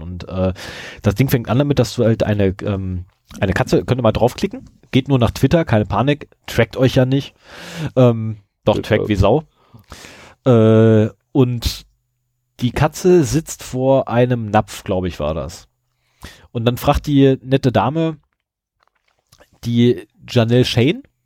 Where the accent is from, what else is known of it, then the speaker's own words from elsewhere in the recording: Lower Saxony, Germany; bei uns zu Hause in Niedersachsen